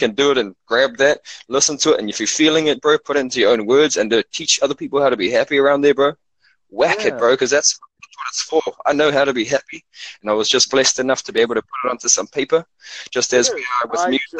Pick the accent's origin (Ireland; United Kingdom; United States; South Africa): South Africa; Cape Town, Western Cape; now in Auckland, New Zealand; I come from South Africa, and I grew up really poor over there